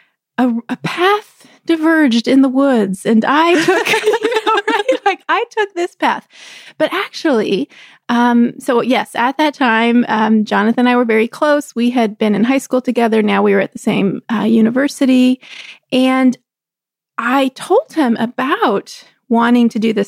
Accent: Central Texas, United States; I grew up in Texas

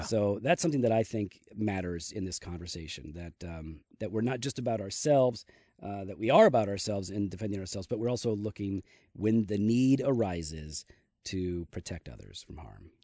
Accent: United States; as an American.

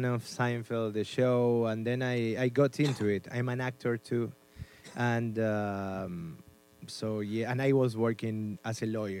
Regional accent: Argentina; English is a second language; moved away as an adult; also born or lived in Spain; now in United States; I was born in Argentina, then I did stand-up in Spanish in Argentina.

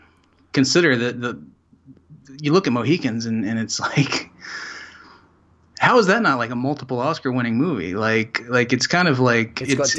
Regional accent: Salisbury, North Carolina, United States; I grew up in North Carolina. {S1} Yes. {S3} In a town called Salisbury, which is just north of Charlotte in the middle of the state.

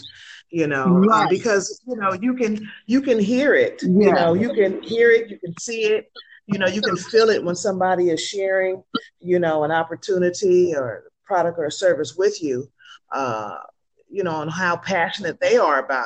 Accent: San Francisco, California, United States; me being a city girl from a native from San Francisco

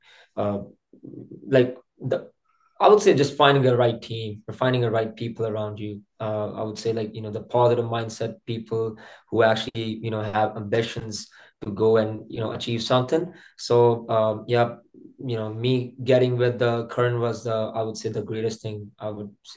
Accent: India; moved away as an adult; now in Canada; I'm from India. I came in Canada like 10 years ago as a student over here

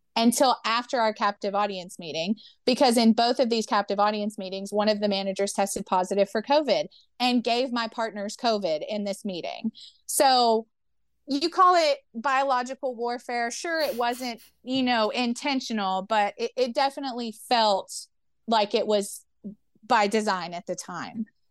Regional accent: Memphis, Tennessee, United States; I grew up in Memphis, Tennessee

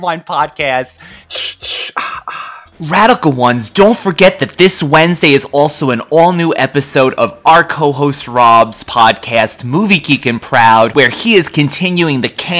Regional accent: New York, United States; we are from New York

